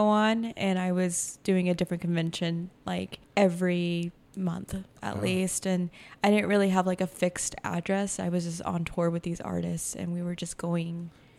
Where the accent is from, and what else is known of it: Logan, Utah, United States; born or raised there; now in Ogden, United States